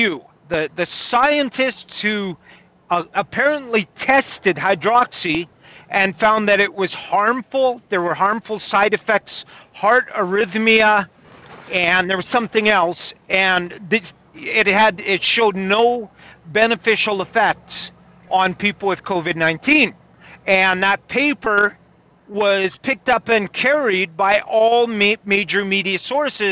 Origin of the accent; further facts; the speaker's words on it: Kamloops, British Columbia, Canada; my hometown, Kamloops